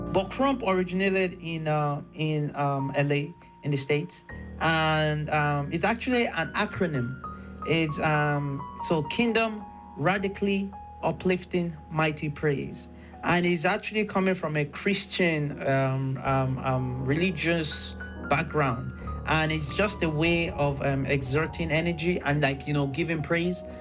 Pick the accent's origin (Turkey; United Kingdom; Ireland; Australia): Ireland; Carlow